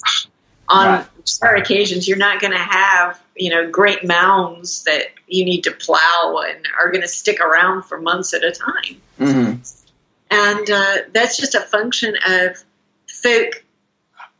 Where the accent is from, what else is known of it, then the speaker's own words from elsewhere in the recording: Pennsylvania, United States; moved away as an adult; also born or lived in Duke (North Carolina); now in Durham, United States; here in the United States, growing up in Pennsylvania and even being here at Duke